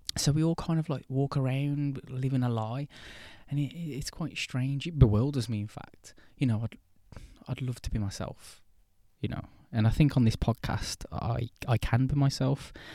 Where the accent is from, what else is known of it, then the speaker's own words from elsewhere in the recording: England, United Kingdom; I'm English